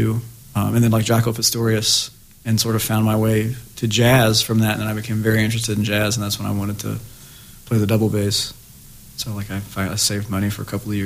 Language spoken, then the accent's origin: English; Harriman, Tennessee, United States; moved away as an adult; also born or lived in Knoxville, Tennessee; now in Iowa City, United States; I grew up in East Tennessee